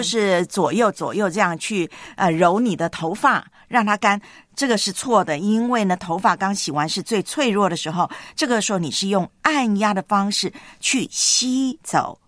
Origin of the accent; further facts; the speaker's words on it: Taiwan; 我小时候在哦。台湾读书的时候，我们到了中学啊，啊，一律都是西瓜皮